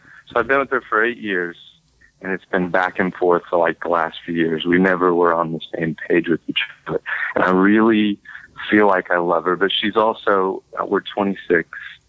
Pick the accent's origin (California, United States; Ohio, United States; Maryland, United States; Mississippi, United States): Mississippi, United States; So, I am from the Mid-South area around Mississippi.